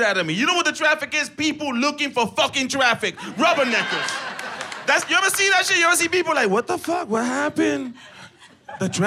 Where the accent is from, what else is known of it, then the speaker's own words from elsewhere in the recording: New York City, New York, United States; moved away as an adult; now in Los Angeles, United States; I'm from New York City. I just moved out here.